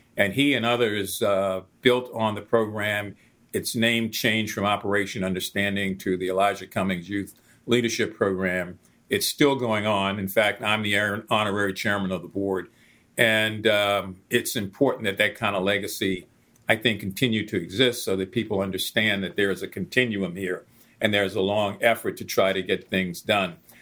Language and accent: English; Baltimore, Maryland, United States; when I was a teenager growing up in West Baltimore